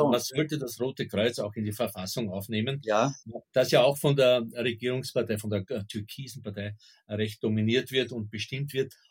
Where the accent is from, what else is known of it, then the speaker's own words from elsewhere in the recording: Burgenland, Austria; ich kann mich als Kind noch erinnern an so Dorfgendarmen im, im Südburgenland.